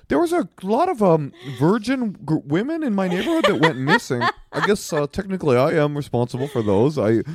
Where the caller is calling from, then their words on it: Dayton, Ohio, United States; Hope all's well. We're calling in from Dayton.